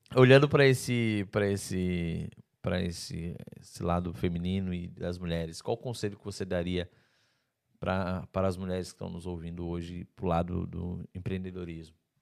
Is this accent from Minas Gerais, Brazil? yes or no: no; Santa Catarina, Brazil; moved away as an adult; now in Portugal; Santa Catarina, eu sou de Santa Catarina, é igual Portugal